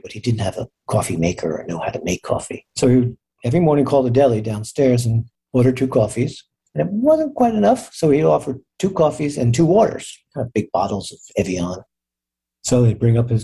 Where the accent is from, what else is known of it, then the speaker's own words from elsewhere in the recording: New Jersey shore, United States; we grew up in New Jersey on the shore